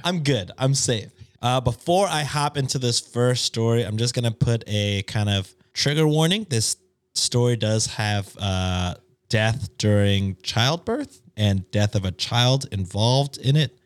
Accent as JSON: {"language": "English", "country": "United States", "said": "as an American"}